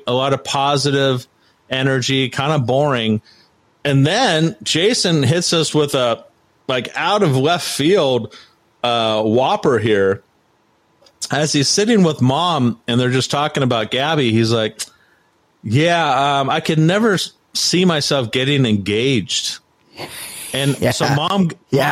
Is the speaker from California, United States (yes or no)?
yes; Orange County, California, United States; where I grew up in Orange County